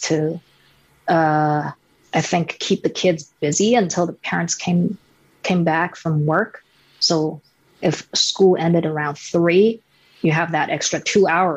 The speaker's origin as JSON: {"language": "English", "region": "Shanghai", "country": "China", "tie": "born or raised there", "said": "I grew up in Shanghai"}